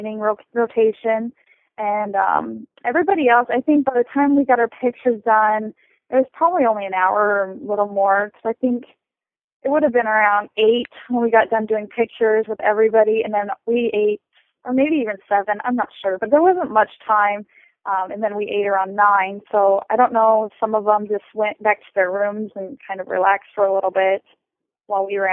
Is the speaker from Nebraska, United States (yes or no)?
yes; Nebraska, United States; I'm from Nebraska